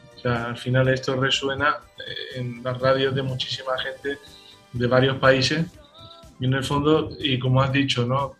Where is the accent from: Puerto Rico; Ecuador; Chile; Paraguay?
Paraguay; moved away as an adult; now in Murcia, Spain; mi vocación nació en Paraguay, yo soy paraguayo, mi fe, todo, y yo salí de Paraguay para poder formarme como sacerdote.